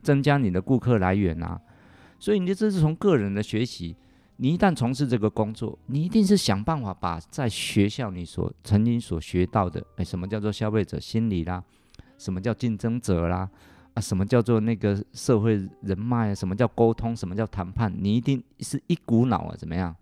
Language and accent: Chinese; eastern Taiwan, Taiwan; moved away; also born or lived in Taipei; 我们家乡在东部